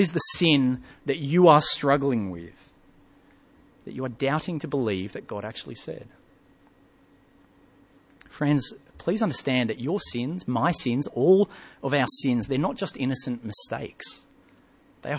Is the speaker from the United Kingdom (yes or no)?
yes; England, United Kingdom; moved away; When I was young, I grew up in England